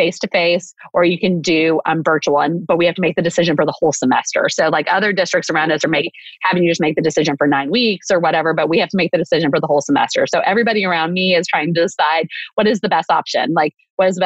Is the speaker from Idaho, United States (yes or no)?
no; Waco, Texas, United States; I'm from Waco